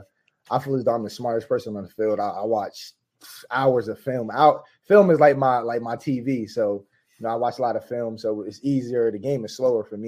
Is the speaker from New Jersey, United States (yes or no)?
yes; New Jersey, United States; I'm from Jersey